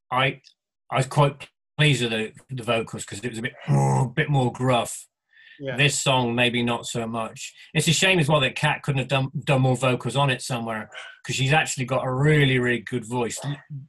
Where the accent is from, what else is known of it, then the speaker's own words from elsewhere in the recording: England, United Kingdom; accent: farmyard country; my accent is from farmyard country and not, you know, not from London or anything